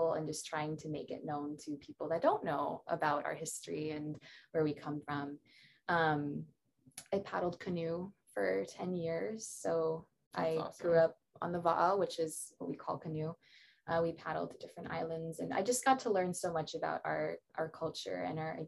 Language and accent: English; Maui, Hawaii, United States; also born or lived in Honolulu, Oahu / Lanai / United Kingdom; And then I moved to Maui. So I basically grew up on Maui.